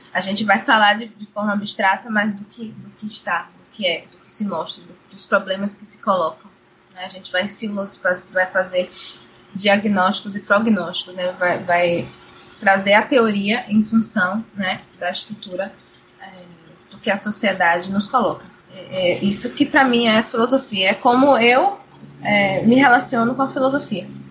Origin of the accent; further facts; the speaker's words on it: Brazil; also born or lived in Cachoeira, Bahia; eu sou brasileira